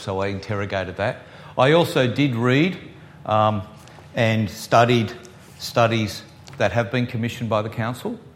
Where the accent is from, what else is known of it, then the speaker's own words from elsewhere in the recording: Sydney, New South Wales, Australia; I grew up in Sydney, the west of Sydney, so when I grew up in Winston Hills